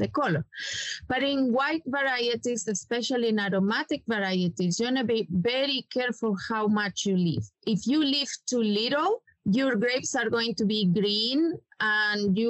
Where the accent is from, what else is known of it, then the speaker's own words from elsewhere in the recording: Chile; English is a second language; moved away as an adult; now in United States; I am originally from Chile. I study in the Catholic University